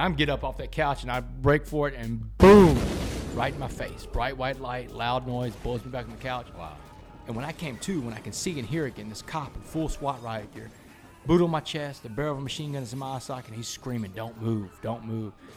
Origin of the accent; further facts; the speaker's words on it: Port Arthur, Texas, United States; growing up in Port Arthur